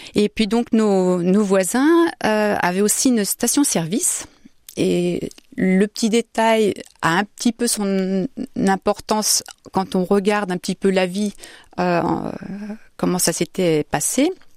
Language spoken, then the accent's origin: French; Saint-Jean-le-Blanc, Centre-Val de Loire, France; also born or lived in Orléans; now in Austria; Je suis née à Orléans, j'ai grandi à Saint-Jean-le-Blanc